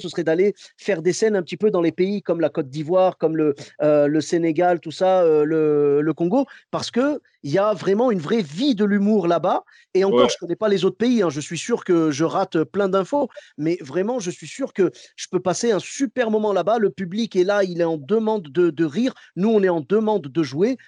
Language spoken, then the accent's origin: French; Morocco; moved away; je suis marocain